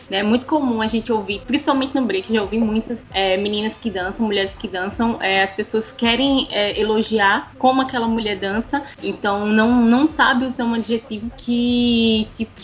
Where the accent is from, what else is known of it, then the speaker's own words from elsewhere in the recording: Recife, Pernambuco, Brazil; Sou de Recife, moro também aqui em Recife